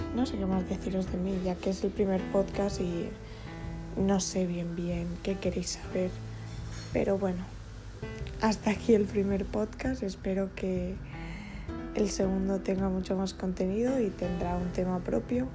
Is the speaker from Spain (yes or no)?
yes; Barcelona, Catalonia, Spain; soy de Barcelona, tengo 18 años y bueno, he estudiado el bachillerato de artes escénicas en Barcelona